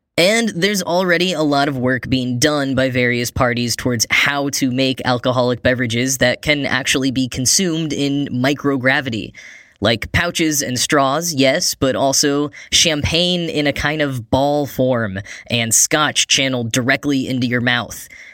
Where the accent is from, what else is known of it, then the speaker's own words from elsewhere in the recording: United States; as an American